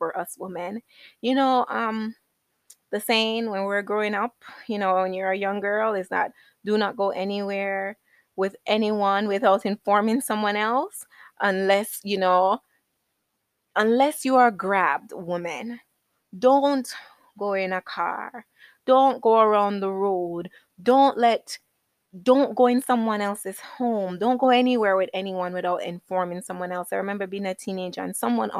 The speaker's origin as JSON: {"language": "English", "country": "Jamaica", "tie": "born or raised there", "said": "I was born in Jamaica."}